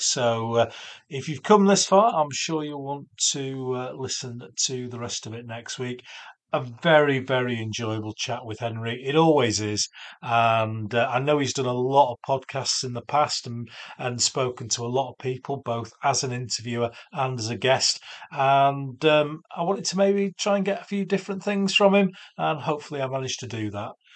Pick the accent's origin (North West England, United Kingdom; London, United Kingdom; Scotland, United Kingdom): North West England, United Kingdom; Cheshire; now in Yorkshire, United Kingdom; I was born in Cheshire